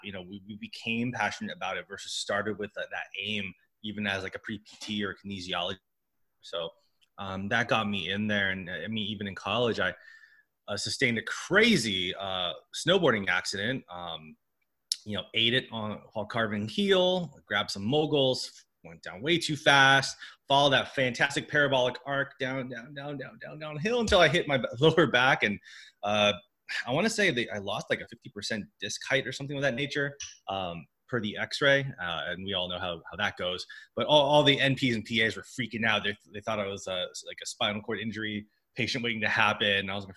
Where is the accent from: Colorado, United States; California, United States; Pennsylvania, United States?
California, United States; San Diego; I'm from San Diego, so I kind of just stuck around the home hub.